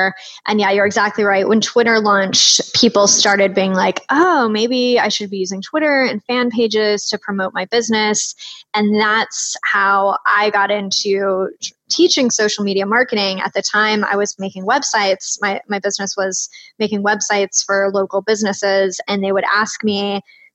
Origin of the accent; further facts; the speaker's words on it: Austin, Texas, United States; I'm originally from Austin, Texas